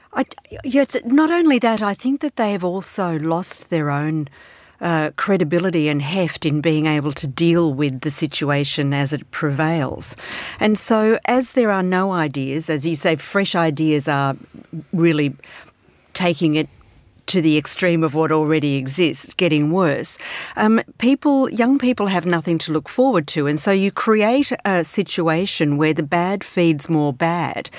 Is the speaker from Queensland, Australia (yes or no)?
no; Melbourne, Victoria, Australia; I'm from Melbourne.